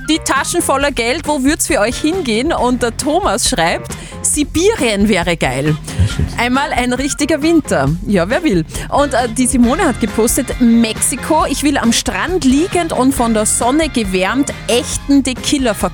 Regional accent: Upper Austria, Austria; Ich bin vom Innviertel.

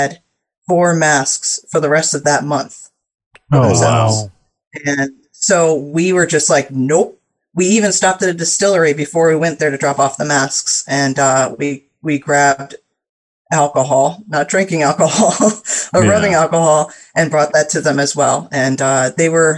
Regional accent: Norwalk, Connecticut, United States; I am from Norwalk, Connecticut

